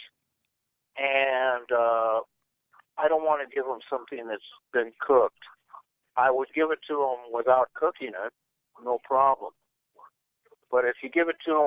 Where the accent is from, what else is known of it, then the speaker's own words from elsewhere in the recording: Denver, Colorado, United States; now in California, United States; I'm originally from Denver, Colorado.